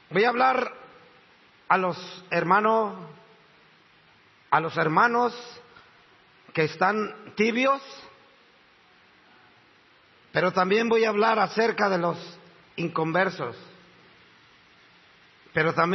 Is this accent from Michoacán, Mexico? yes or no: no; Cuernavaca, Morelos, Mexico; now in González Catán, Argentina; Estoy trabajando en Buenos Aires, Argentino en municipio de La Matanza, en González Catán. Venimos de México, Cuernavaca, Morelos.